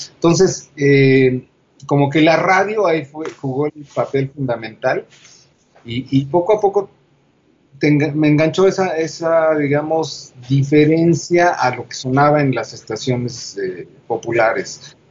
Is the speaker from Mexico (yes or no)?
yes; Toluca, State of Mexico, Mexico; moved away as an adult; yo provengo de Toluca, este, hasta los dieciocho años estoy en Toluca, y de ahí llego a la, a la Ciudad de México